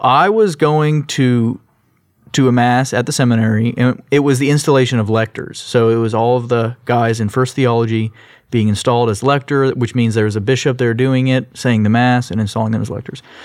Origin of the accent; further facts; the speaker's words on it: Sugar Land, Texas, United States; also born or lived in Long Beach, California / Orange, California; I grew up in Sugarland. I was actually born in California in Long Beach